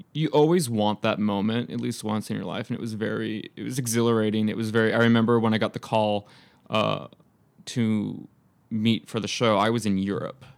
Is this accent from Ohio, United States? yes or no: no; Temecula, California, United States; born or raised there; moved away as an adult; also born or lived in Fountain Valley, California / Los Angeles